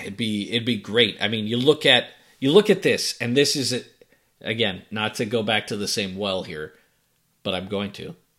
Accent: Boston, Massachusetts, United States; moved away; you and I grew up in Boston

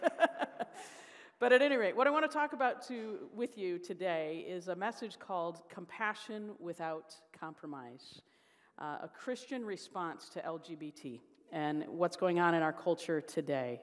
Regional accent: Chicago, Illinois, United States; now in Indiana, United States; I, um, was born and raised in the Chicago area

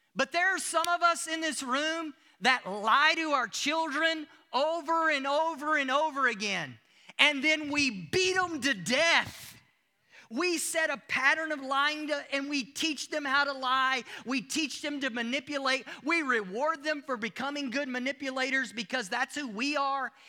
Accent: United States; moved away as an adult; also born or lived in Africa; now in South Africa; I'm still from the United States. I bring my culture with me everywhere that I go. You hear it in my accent

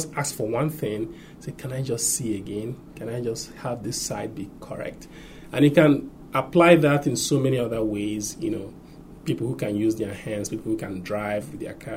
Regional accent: Nigeria; growing up in Nigeria

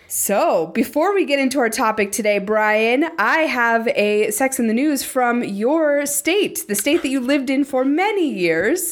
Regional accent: Montana, United States; growing up in Montana

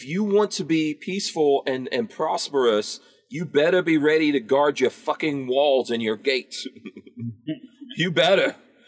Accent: New York, United States; I remember growing up in New York, and if you had something nice, people will come up to you and go, what are you going to do for that?

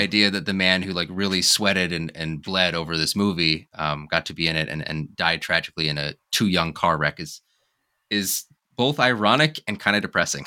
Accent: Wyoming, United States; being a kid growing up in Wyoming, growing up in, in the West.

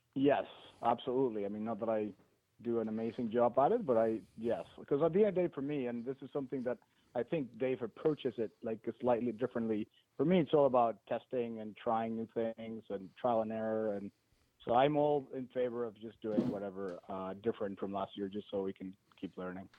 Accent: Mexico; I am from Mexico

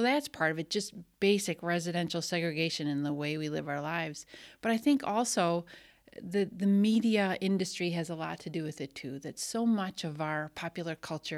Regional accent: Wisconsin, United States; I naively, growing up in the Milwaukee suburbs or just beyond, didn't really know that existed.

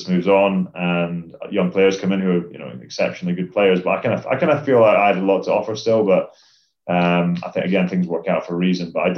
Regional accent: Scotland, United Kingdom; as a Scottish rugby player

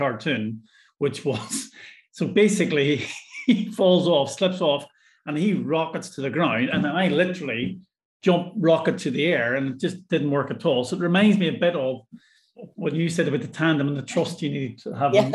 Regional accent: Ireland; now in Scotland, United Kingdom; I'm Irish

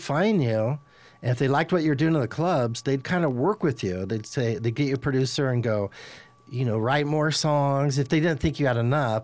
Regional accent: Los Angeles, California, United States; I'm from Los Angeles

